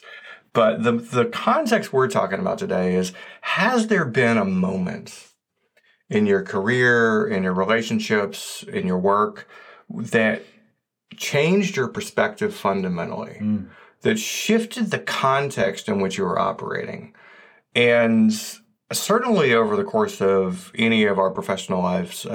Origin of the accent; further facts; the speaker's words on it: Atlanta, Georgia, United States; growing up in suburban Atlanta in the 70s and 80s.